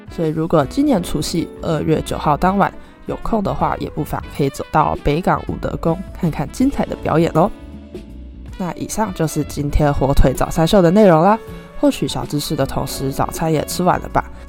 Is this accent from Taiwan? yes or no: yes; Taiwan; 身为台湾人